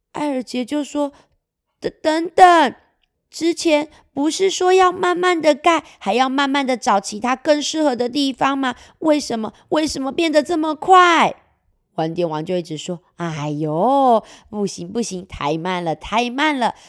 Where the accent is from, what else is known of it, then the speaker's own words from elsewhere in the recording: Kaohsiung, Taiwan; 结果我们高雄这边啊